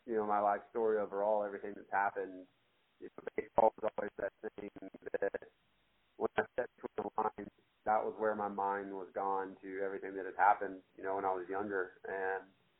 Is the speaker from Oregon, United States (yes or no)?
no; Habersham, North Georgia, United States; From a small town in North Georgia